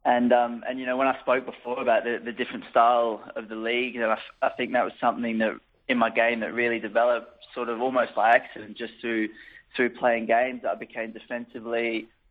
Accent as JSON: {"language": "English", "country": "Australia", "also_born_or_lived": "United Kingdom", "moved": "yes", "lives_now": "Austria", "said": "I am Australian"}